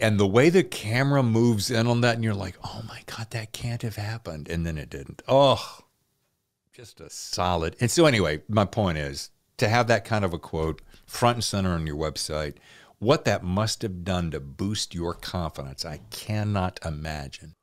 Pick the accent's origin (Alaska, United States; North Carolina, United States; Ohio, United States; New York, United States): North Carolina, United States; Tobaccoville; also born or lived in Winston-Salem, North Carolina; The town I grew up in, Tobacco-ville.